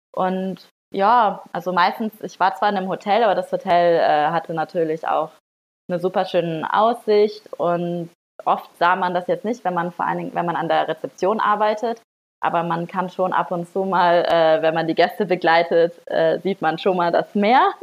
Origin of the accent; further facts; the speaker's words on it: Northern Germany, Germany; moved away; ich komme auch aus Norddeutschland